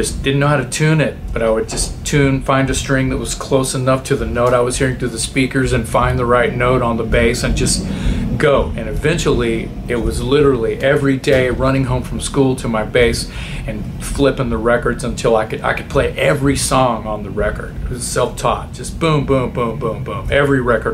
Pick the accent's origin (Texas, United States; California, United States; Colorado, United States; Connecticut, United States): Texas, United States; Corpus Christi; I am from South Texas, Corpus Christi